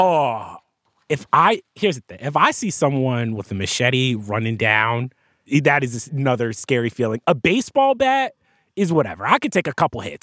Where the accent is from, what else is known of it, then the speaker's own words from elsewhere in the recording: New Jersey, United States; I grew up in New Jersey